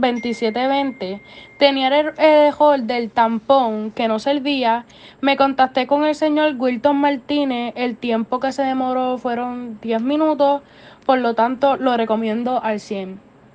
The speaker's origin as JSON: {"language": "Spanish", "country": "Puerto Rico", "said": "soy de Puerto Rico"}